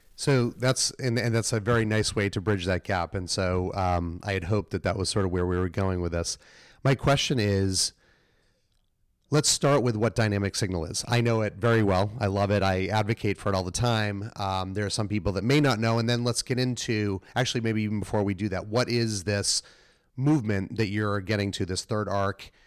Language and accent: English; Melrose, Massachusetts, United States; moved away; also born or lived in Boston; I grew up in Melrose, just outside of s, the city, lived in the city